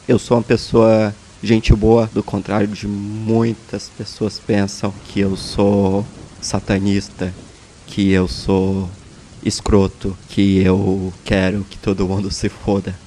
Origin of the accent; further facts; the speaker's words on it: Brazil; moved away; o meu país de origem, o Brasil